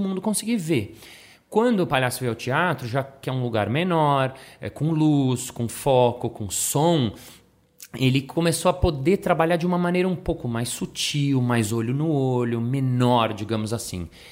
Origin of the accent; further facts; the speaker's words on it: Brazil; eu sou do Brasil